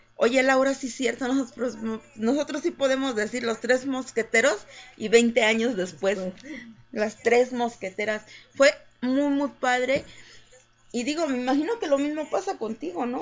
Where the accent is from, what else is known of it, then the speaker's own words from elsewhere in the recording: Jojutla, Morelos, Mexico; moved away as an adult; also born or lived in Cuernavaca, Morelos; now in Mexico City, Mexico; yo nací en Morelos, nací en Cuernavaca, fui criada en Jojutla